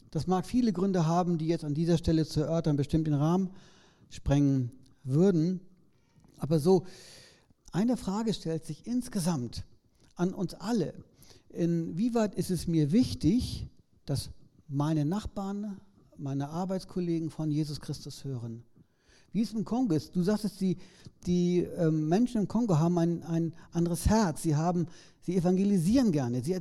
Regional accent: Germany; man kann da auch als Deutscher hinkommen. Äh, ist nur ein bisschen schwieriger.

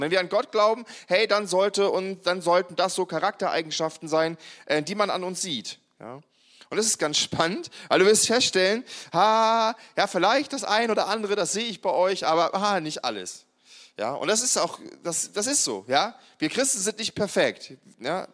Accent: Germany; ich bin ja ein Mensch, der immer in einem Land gelebt hat, wo es irgendwie Frieden gab. Also es gab ja, äh, seit ich geboren wurde in Deutschland

